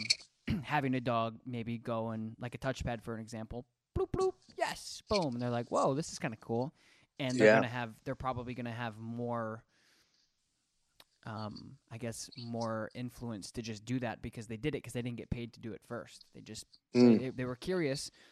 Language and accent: English; Colorado, United States; I was born in Colorado.